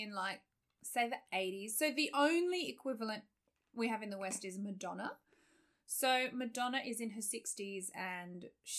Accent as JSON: {"language": "English", "country": "Australia", "said": "So I came from Australia where we had"}